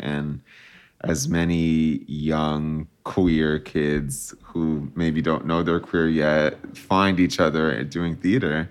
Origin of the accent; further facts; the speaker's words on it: New Jersey, United States; moved away as an adult; also born or lived in New York City; now in Los Angeles, United States; I was born and raised in New Jersey, and I'm very proud to be from there.